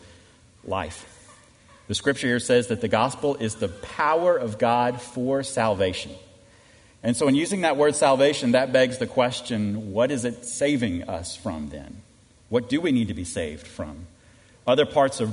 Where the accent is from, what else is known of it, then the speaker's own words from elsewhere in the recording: Minnesota, United States; I was born in Minnesota